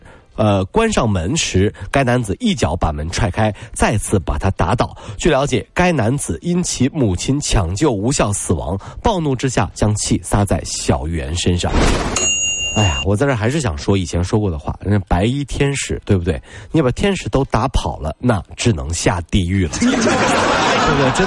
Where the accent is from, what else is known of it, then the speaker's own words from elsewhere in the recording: Wenzhou, Zhejiang, China; 对，这个不是我们温州人。